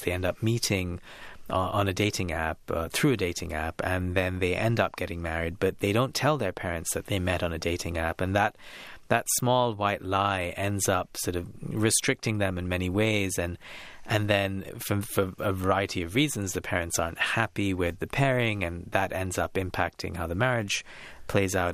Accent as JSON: {"language": "English", "town": "Kolkata", "region": "West Bengal", "country": "India", "tie": "born or raised there", "said": "growing up in India, in Calcutta in, in the nineties and early"}